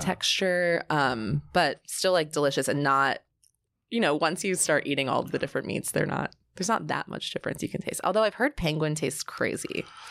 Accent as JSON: {"language": "English", "area": "Bucks County, north of Philadelphia", "region": "Pennsylvania", "country": "United States", "tie": "born or raised there", "also_born_or_lived": "Dallas, Texas", "said": "I was born in Dallas, but moved almost immediately to Philadelphia, north"}